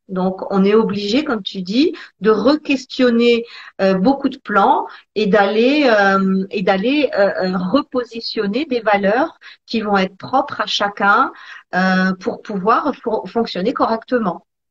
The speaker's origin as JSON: {"language": "French", "country": "Italy", "said": "je suis italienne"}